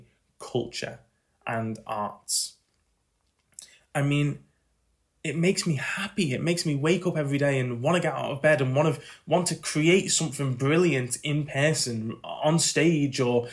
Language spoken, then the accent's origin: English; Skelmersdale, North West England, United Kingdom; Skelmersdale, where the Arts Centre is. It's my hometown